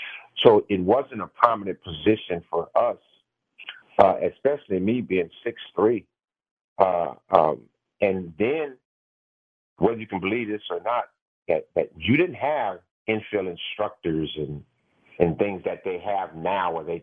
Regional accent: Los Angeles, California, United States; I had two earrings in my ear and I came from Los Angeles.

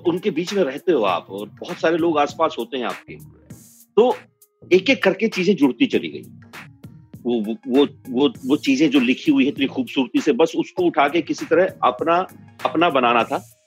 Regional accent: Haryana, India; मैं हरियाणा से हूँ

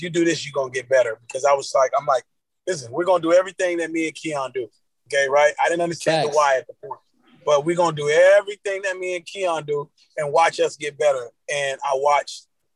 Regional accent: Miami Gardens, Florida, United States; also born or lived in Cooper City, Florida; I grew up in Carroll City

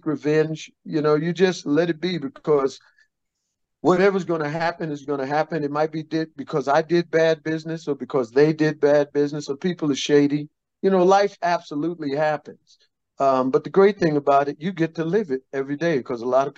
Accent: Brooklyn, New York, United States; Growing up in Brooklyn, because everybody in the neighborhood knew each other

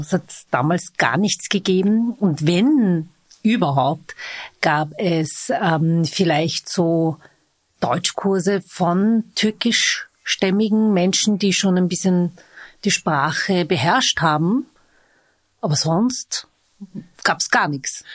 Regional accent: Vienna, Austria; Ich bin waschechte Wienerin

